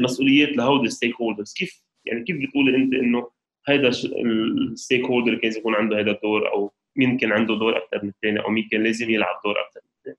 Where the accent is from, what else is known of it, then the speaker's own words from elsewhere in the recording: Lebanon; نحن كلبنانيه